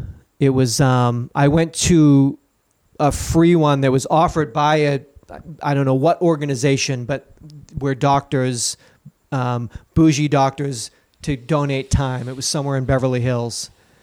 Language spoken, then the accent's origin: English; County Dublin, Ireland; I was raised cloistered nuns outside of Dublin, and I was chained to a radiator.